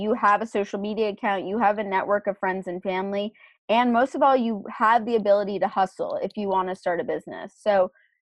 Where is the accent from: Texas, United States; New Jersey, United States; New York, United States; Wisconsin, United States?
New York, United States; New York City; also born or lived in Boston; my hometown being New York City